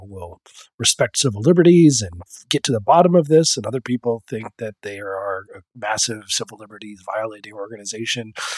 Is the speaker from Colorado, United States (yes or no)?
yes; Colorado, United States; my home state of Colorado